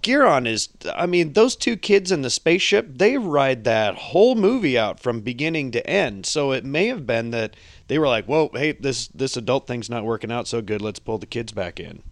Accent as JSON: {"language": "English", "country": "United States", "said": "I'm an American."}